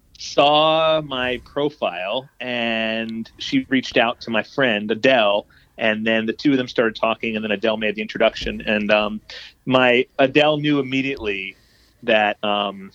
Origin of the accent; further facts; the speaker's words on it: South Florida, United States; also born or lived in New York City; now in Boston, United States; just in South Florida. I grew up